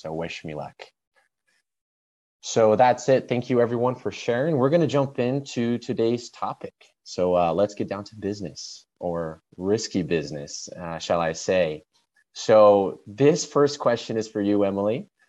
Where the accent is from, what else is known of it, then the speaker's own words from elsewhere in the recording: Brazil; also born or lived in Europe; now in United States; I'm originally from Brazil, but was raised in Brazil here in the States, a little bit of Europe. So home is everywhere and nowhere at the same time.